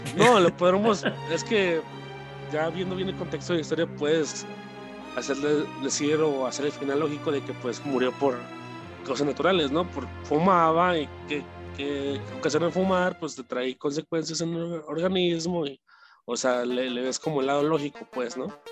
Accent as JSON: {"language": "Spanish", "town": "Guadalajara", "region": "Jalisco", "country": "Mexico", "tie": "born or raised there", "said": "nos mudamos de aquí, eh, de Guadalajara, hacia, hacia otra ciudad"}